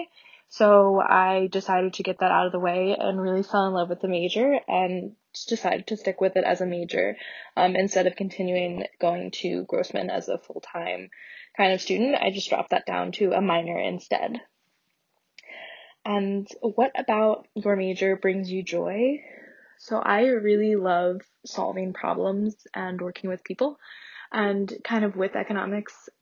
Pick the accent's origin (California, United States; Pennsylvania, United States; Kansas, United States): Pennsylvania, United States; Northeast; I'm also from Northeast Pennsylvania